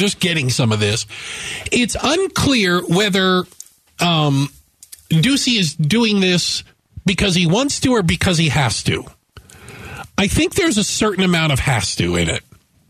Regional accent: Tucson, Arizona, United States; Growing up in Tucson

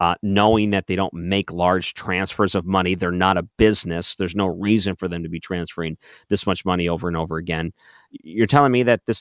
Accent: Detroit, Michigan, United States; moved away; I grew up in Detroit

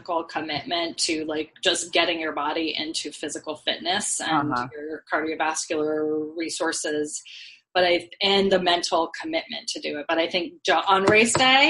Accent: Vermont, United States; I grew up in Vermont

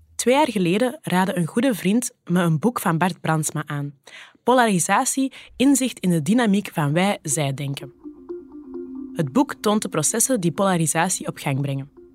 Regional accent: Kempen, Flanders, Belgium; accent: Kempisch; Mijn platte Kempische accent

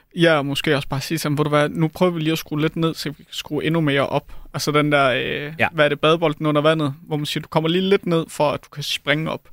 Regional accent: Denmark; jeg er fra Jylland, så jeg plejede at tage til MCH Arena

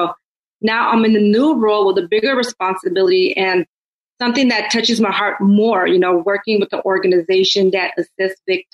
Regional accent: Oakland, California, United States; me being born and raised in Oakland

